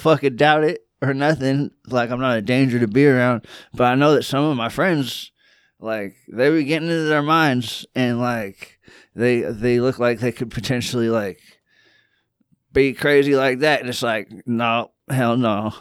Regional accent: California, United States; also born or lived in Georgia; I'm from California

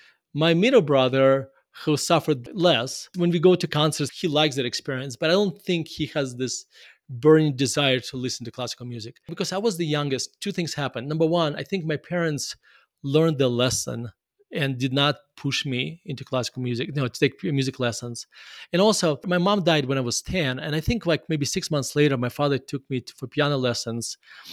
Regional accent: Murmansk, Murmansk Oblast, Russia; I grew up in Russia. My mom actually studied and played violin, but she already, by the time she had me, she already forgot how to play violin.

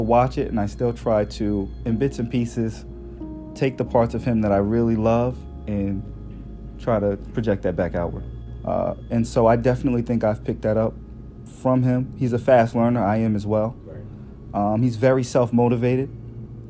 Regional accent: Newark, New Jersey, United States; I was born and raised in Newark, New Jersey

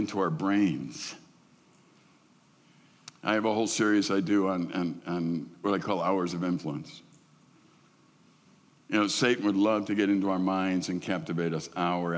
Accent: Midwest, United States; I'm a Midwesterner

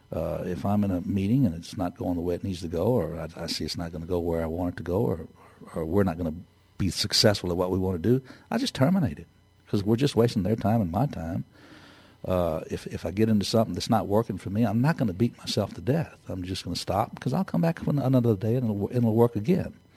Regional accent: Texas, United States; I'm from Texas

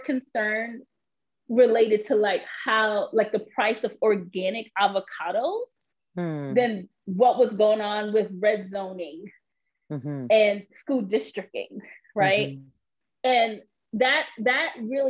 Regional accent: New York, United States; also born or lived in Austin, Texas; before I turned one, we moved to New York

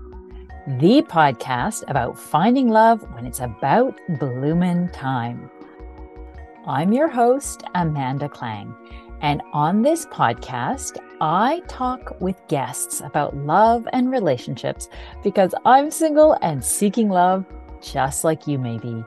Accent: Vancouver, British Columbia, Canada; now in Montreal, Canada; my hometown of Vancouver

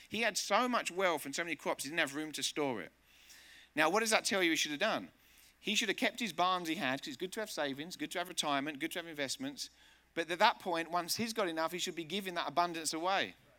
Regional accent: England, United Kingdom; also born or lived in Spain; now in United States; Living here in America, and I'm from England

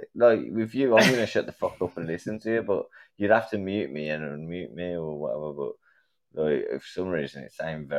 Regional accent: England, United Kingdom; I'm from England

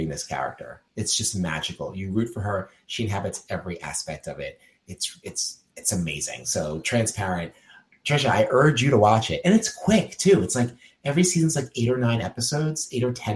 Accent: New York City, New York, United States; as a New Yorker

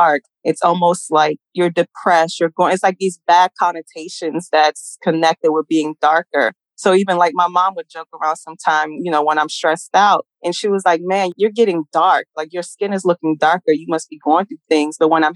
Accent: United States; also born or lived in Kenya; I pretty much was raised in the United States

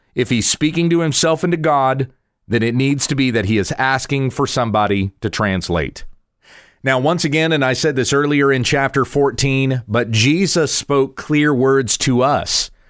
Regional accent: United States; also born or lived in Texas; I'm an American. I live in Texas.

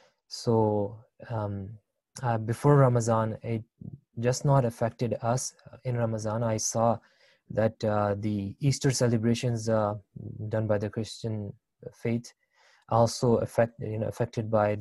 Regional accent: Libya; now in Canada; I was born and raised in Libya.

